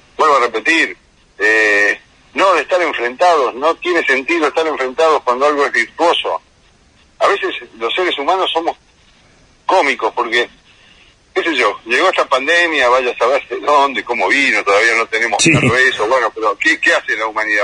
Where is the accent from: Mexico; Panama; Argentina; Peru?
Argentina